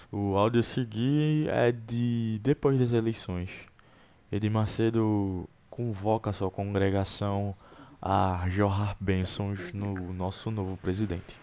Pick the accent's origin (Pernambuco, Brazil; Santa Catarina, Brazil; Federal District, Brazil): Pernambuco, Brazil; da minha terra, Pernambuco